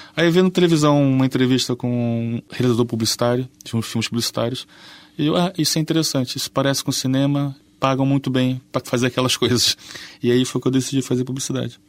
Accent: Rio de Janeiro, Brazil; moved away as an adult; now in Portugal; eu não sou exatamente o brasileiro mais típico. Mesmo lá, e sou é carioca ainda por cima

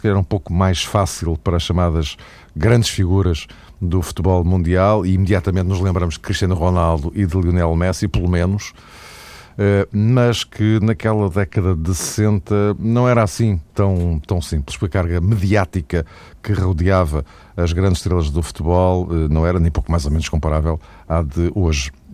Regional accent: Portugal; as nossas vidas enquanto portugueses

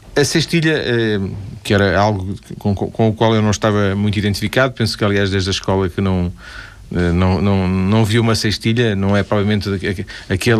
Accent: Vila do Conde, Norte, Portugal; Eu sou de Vila do Conde

